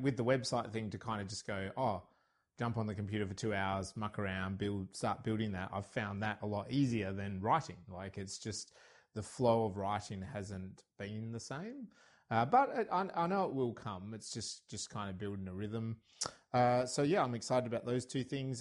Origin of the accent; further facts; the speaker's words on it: Australia; I'm Australian